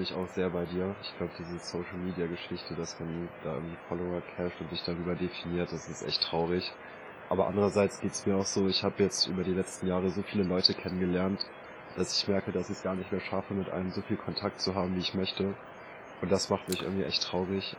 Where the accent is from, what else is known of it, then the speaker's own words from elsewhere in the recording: Braunschweig, Lower Saxony, Germany; also born or lived in Hannover; der Umzug zurück in meine Heimat Braunschweig